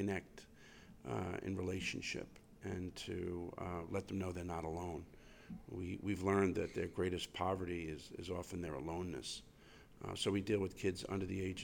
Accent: New York City, New York, United States; I grew up in Queens, in Flushing, Queens

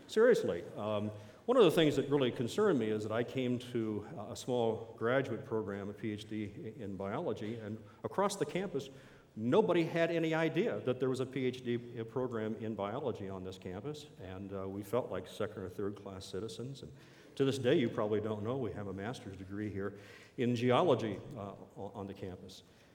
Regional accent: East Coast, United States; I came from the East Coast. There's a certain culture back in the Carolinas and Tennessees that I couldn't find here.

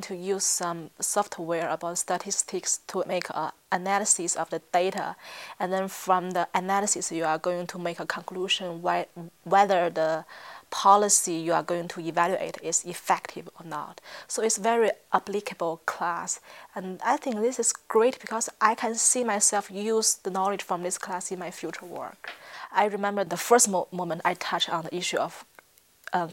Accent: Tianjin, China; English is a second language; moved away as an adult; from the northern part of China. The city called Tianjin is a huge city quite near from the capital Beijing

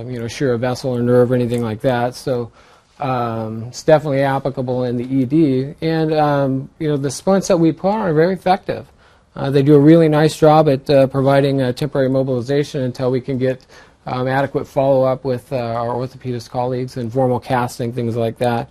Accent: Central Valley, California, United States; I grew up in the Central Valley area

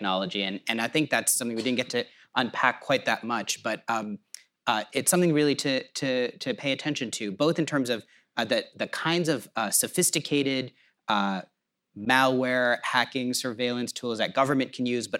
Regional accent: New York, United States; I'm an American Muslim and I'm a New Yorker

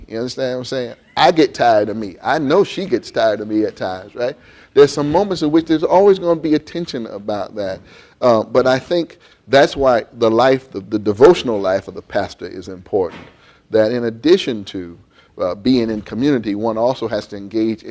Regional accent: Columbus, Ohio, United States; I grew up in Columbus, Ohio, when it was still very much farming land.

